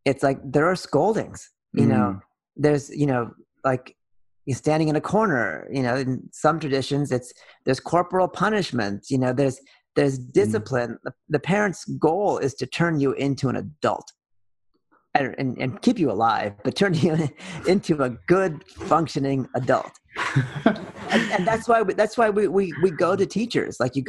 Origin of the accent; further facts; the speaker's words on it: Oakland, California, United States; also born or lived in Berkeley, California; I grew up in Oakland and Berkeley, California.